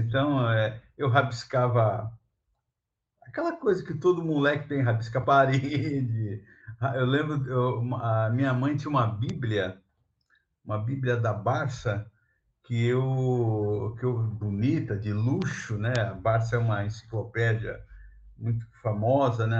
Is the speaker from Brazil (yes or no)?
yes; São Vicente, São Paulo, Brazil; eu sou nascido em São Vicente, litoral do, de São Paulo